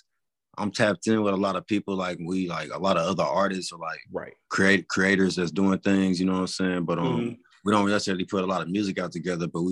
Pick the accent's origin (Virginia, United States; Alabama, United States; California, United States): California, United States; moved away; I was originally from California